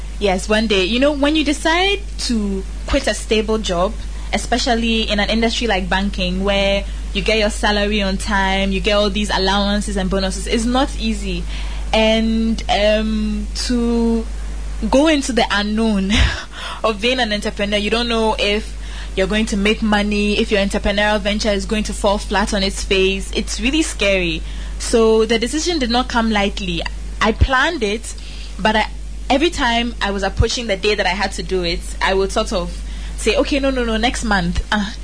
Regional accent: Ghana; I'm a Ghanaian woman, something that I'm very proud

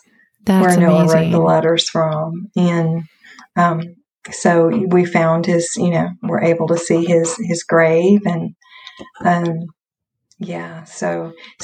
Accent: North Carolina, United States; born or raised there

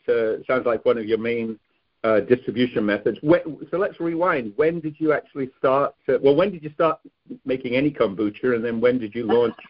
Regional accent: Nantwich, North West England, United Kingdom; moved away; I'm from Cheshire in a town called Nantwich, which has a wonderful market at the end of every month.

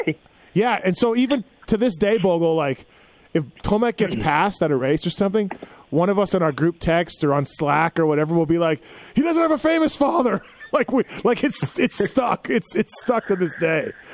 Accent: Canada; growing up in Canada

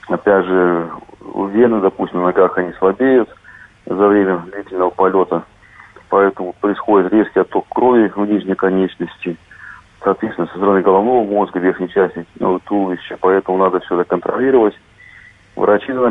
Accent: Minsk Region, Belarus; born there; Видите, что городок очень маленький, и найти его, сказать, целенаправленно очень тяжело, поэтому я снимал целый район рядом с Минском. Вот, а потом уже на фотографиях выделял и увеличивал фотографии именно своего города.

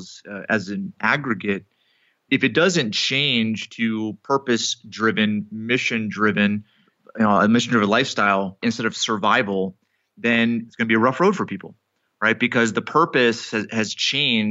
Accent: Connecticut, United States; I grew up in Connecticut

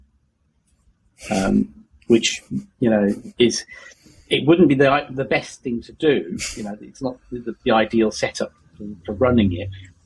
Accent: Yorkshire and the Humber, United Kingdom; I'm from Yorkshire.

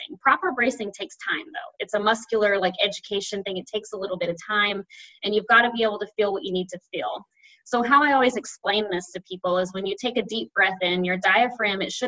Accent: the South, United States; I say diastasis because I'm from the South

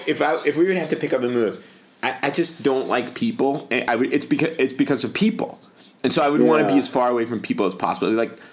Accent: North Carolina, United States; Like, the NRA, these guys, I'm from North Carolina, and I'm very unhappy about the way the NRA has softened its position on guns.

